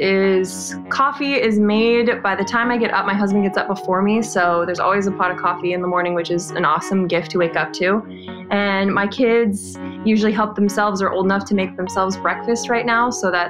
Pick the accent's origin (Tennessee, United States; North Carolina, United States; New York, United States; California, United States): California, United States; Southern; also born or lived in Washington State; Yeah, I grew up in Southern California. Most of my life was lived there. And for a few short years, 4 years, my family actually moved to Washington State.